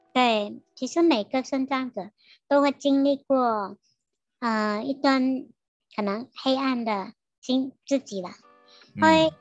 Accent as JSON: {"language": "Chinese", "town": "Sandakan", "region": "Sabah", "country": "Malaysia", "tie": "born or raised there", "moved": "as an adult", "lives_now": "Taiwan", "said": "我家乡三打根"}